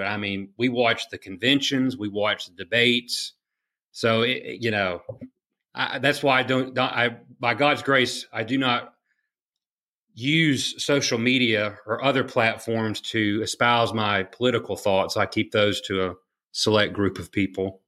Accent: Gulfport, Mississippi, United States; I am originally from Gulfport, Mississippi, which is all the way on the Gulf of Mexico

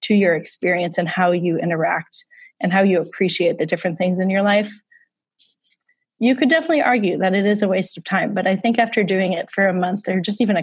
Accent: Wisconsin, United States; moved away as an adult; now in New York, United States; growing up in the Midwest, we did a lot of Sunday drives.

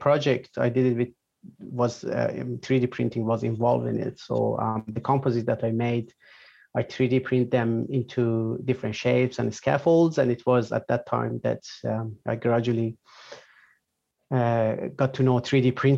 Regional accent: Iran; English is a second language; moved away as an adult; also born or lived in Malaysia; now in Australia; I'm from Iran

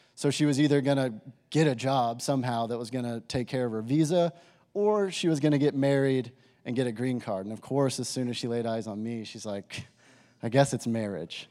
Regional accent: Amarillo, Texas, United States; I grew up in Amarillo, Texas, went to high school there

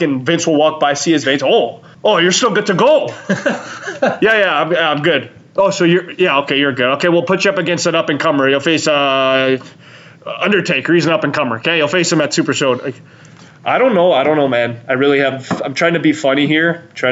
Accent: Canada; We're Canadian.

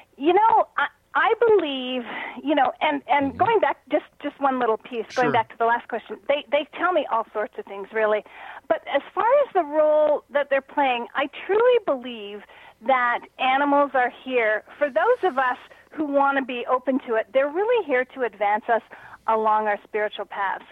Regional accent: Canada; moved away as an adult; also born or lived in Toronto; now in Sedona, United States; being a Canadian

